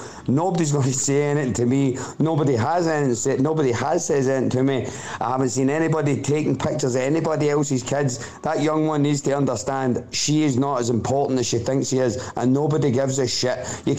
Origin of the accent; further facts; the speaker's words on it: Scotland, United Kingdom; moved away as an adult; now in Dublin, Ireland; I'm Scottish, living in Dublin 20 years. My wife's Irish, my baby's Irish.